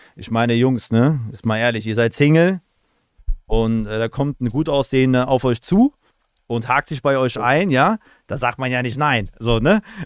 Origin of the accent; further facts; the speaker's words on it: Aachen, North Rhine-Westphalia, Germany; ich komme ja aus Aachen